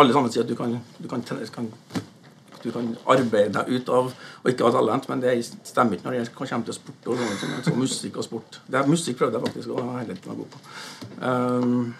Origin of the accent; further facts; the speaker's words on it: Fannrem, Trøndelag, Norway; also born or lived in Stranda; now in New York, United States; Jeg vokste opp i, i Orkdal, eller på Fannrem